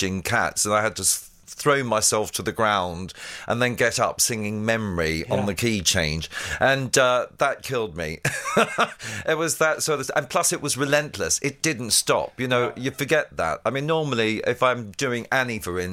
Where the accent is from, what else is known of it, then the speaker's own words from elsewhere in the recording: Ballarat, Victoria, Australia; moved away as an adult; also born or lived in Paris, France; now in London, United Kingdom; I was born in Ballarat in Australia, which is near Melbourne